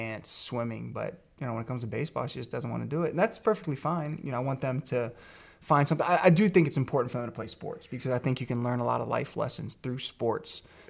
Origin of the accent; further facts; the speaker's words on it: Virginia, United States; I grew up in Virginia